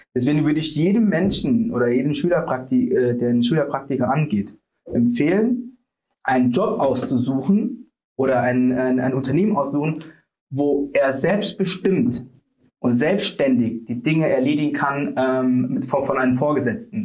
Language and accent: German; Sri Lanka; now in Germany; ich bin aus Sri Lanka